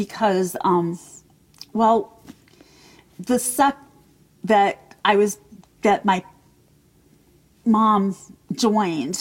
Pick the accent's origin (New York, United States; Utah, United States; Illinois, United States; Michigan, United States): Michigan, United States; Jackson; now in Logan, United States; I was born in Jackson, Michigan